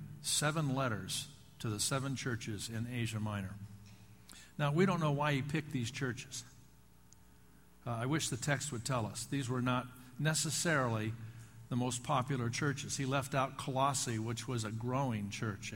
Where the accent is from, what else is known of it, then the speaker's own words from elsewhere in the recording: Oakland, California, United States; the church was in Oakland. It was growing rapidly. They were moving from their location to another one because they had outgrown their facility. And the day I was born was the first day he was in the pulpit. I spent 27 years in that church. I grew up in that church